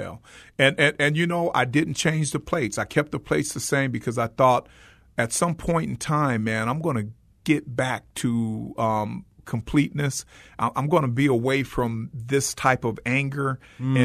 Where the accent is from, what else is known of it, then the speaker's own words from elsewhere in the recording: Los Angeles, California, United States; I grew up in South Central Los Angeles, which was the hotbed